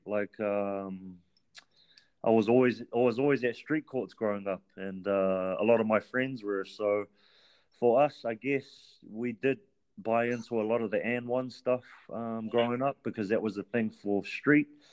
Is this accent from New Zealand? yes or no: yes; Auckland, New Zealand; I'm originally from Auckland. Uh, half my life I was raised in Central Auckland, and then the second half of my childhood I was raised Back where my um, grandparents reside today, uh, which is Mangere